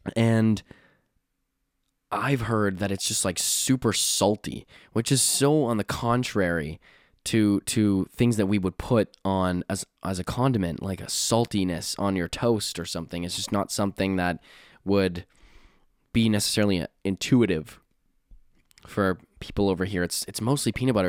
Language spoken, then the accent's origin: English; Canada; I'm from Canada